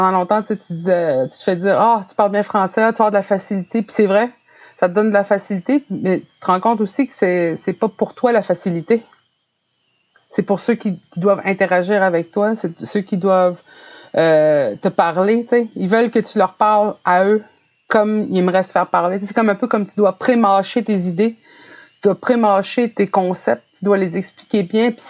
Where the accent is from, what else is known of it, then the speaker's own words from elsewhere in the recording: Canada; first language French; moi, le français, c'est ma première langue parce que c'est celle que j'ai appris. Même si j'étais entourée euh, d'Inou qui parlaient de, façon fluide, l'Inou et j'ai appris le français